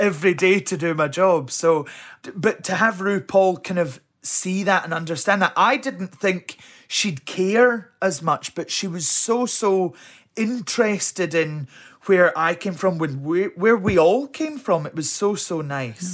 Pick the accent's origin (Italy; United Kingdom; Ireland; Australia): United Kingdom; Helensburgh, Scotland; also born or lived in Alexandria, Scotland; I was brought up in Helensburgh. Well, I was born in Alexandria, but parents lived in Helensburgh